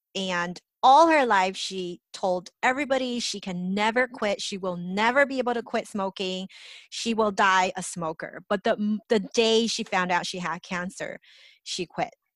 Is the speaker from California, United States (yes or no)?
yes; Los Angeles, California, United States; I grew up in Los Angeles